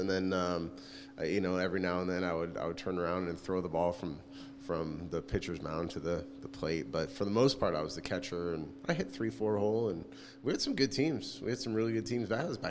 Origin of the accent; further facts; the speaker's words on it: California, United States; I did, and my dad used to have chops, actually, when I was growing up.